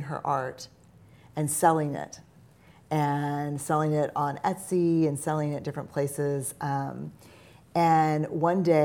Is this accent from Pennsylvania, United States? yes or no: no; New Orleans, Louisiana, United States; Growing up in New Orleans